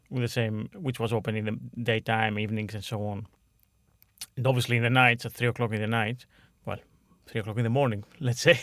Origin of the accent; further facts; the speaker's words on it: Veria, Central Macedonia, Greece; moved away; my hometown in Veria, in Greece.